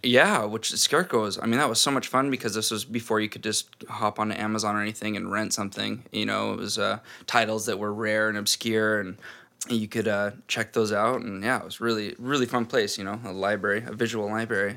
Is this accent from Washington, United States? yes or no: yes; Snohomish, Washington, United States; also born or lived in Seattle; I was born here in Seattle and grew up in Snohomish, which is like a big small town, 30 minutes, 40 minutes north of Seattle.